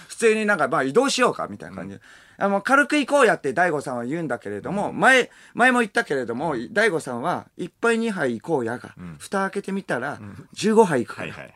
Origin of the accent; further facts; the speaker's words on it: Tokyo, Japan; 僕東京出身だから